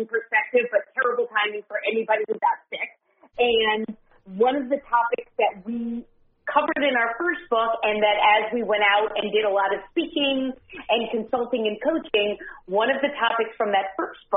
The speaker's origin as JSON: {"language": "English", "town": "New York City", "region": "New York", "country": "United States", "tie": "born or raised there", "said": "I grew up in New York City"}